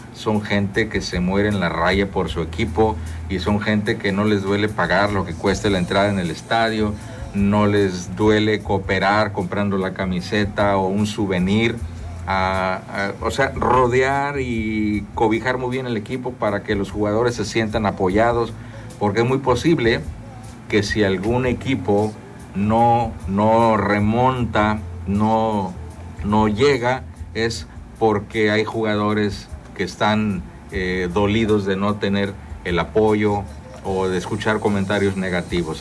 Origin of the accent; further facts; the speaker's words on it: Tampico / Madero / Altamira, Tamaulipas, Mexico; principalmente somos de Tampico o Madero o Altamira